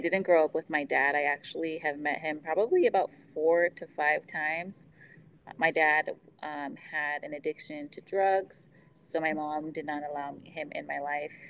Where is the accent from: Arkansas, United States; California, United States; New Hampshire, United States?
California, United States; Ventura County; moved away as an adult; also born or lived in Las Vegas, Nevada; I come from Ventura County, California.